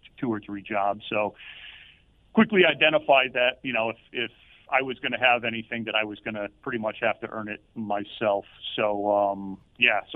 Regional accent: East Hartford, Connecticut, United States; I grew up in East Hartford

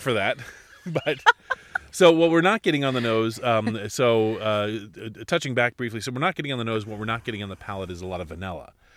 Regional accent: Alaska, United States; I was born and raised in Alaska, and we had two months to grow things

